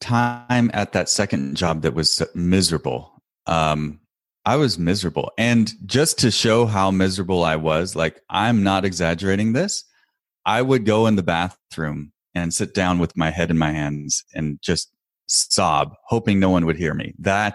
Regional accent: Portland, Oregon, United States; and I'm from the Northwest, grew up around Portland, Oregon, and that's where I live now. And I thought, I'll move back home.

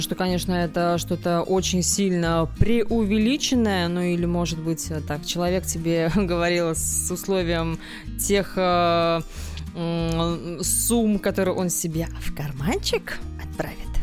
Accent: Kaliningrad, Kaliningrad Oblast, Russia; я из Калининграда

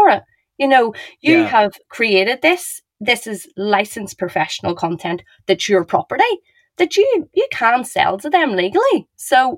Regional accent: Ireland; I'm Irish

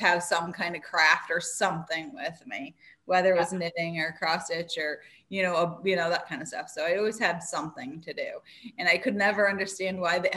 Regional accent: Massachusetts, United States; also born or lived in Northern Vermont; now in Vermont, United States; I grew up in Massachusetts

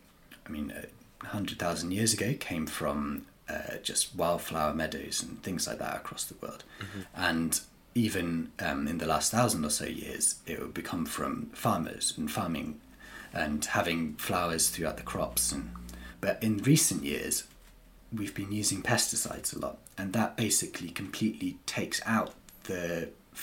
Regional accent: North East Wales, United Kingdom; moved away as an adult; now in Cornwall, United Kingdom; I grew up and I'm from North East Wales

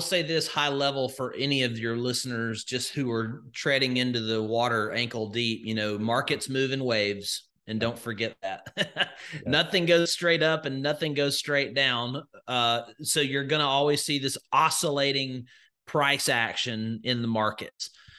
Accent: Alabama, United States; So I grew up in Northwest Alabama, just in the middle of nowhere. So just think of all the stereotypes that you could come up with. And that's where I grew up.

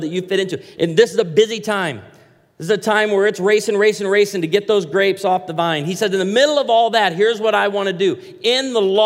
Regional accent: Branson, Missouri, United States; I come from Branson, Missouri, and patriotism and honoring our veterans, high on the list

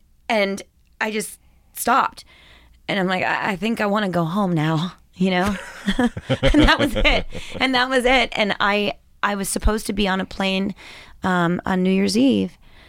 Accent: Southwestern Pennsylvania, United States; accent: Southern; growing up here was like almost like growing up in Texas. You know, it was like faith, family, friends, football.

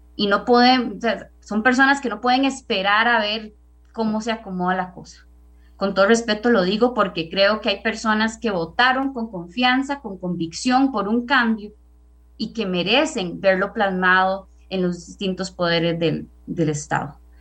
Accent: Naranjo, Alajuela, Costa Rica; yo soy de Naranjo

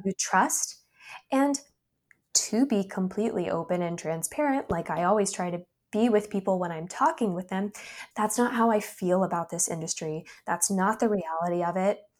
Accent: North Carolina, United States; also born or lived in New York; my home state of North Carolina

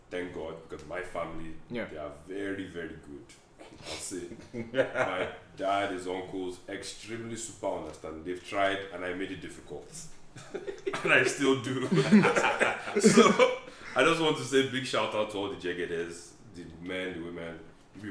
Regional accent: Nigeria; now in United States; I grew up in Nigeria, and I came to America

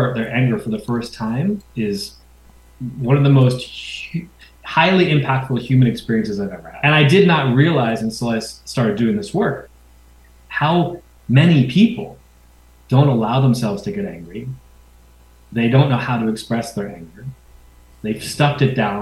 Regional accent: New York City, New York, United States; I grew up in New York City.

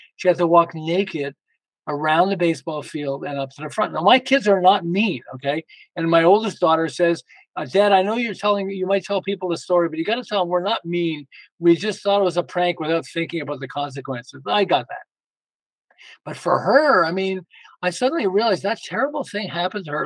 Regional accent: Montreal, Quebec, Canada; moved away as an adult; now in Los Angeles, United States; I'm originally from, we're originally from Montreal and we moved to Los Angeles.

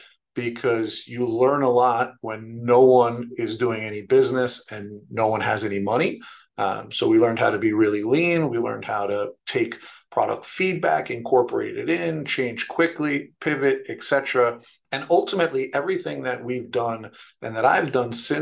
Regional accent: New York City, New York, United States; now in Stamford, United States; I was born and raised in New York City, in the Bronx

